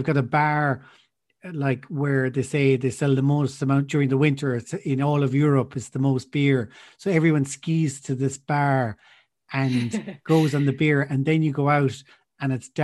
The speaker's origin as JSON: {"language": "English", "country": "Ireland", "said": "I'm Irish."}